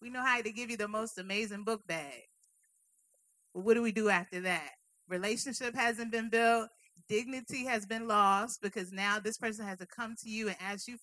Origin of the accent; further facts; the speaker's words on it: Richmond, Virginia, United States; being born and raised in Richmond